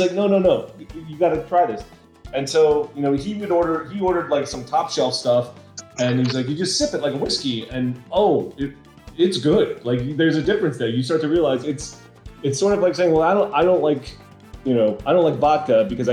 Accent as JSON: {"language": "English", "region": "East Coast", "country": "United States", "tie": "born or raised there", "said": "We grew up on the East Coast"}